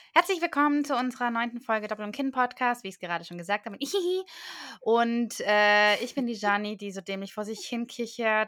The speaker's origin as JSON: {"language": "German", "area": "Swabia", "region": "Baden-Württemberg", "country": "Germany", "moved": "yes", "said": "ich bin doch Schwabe"}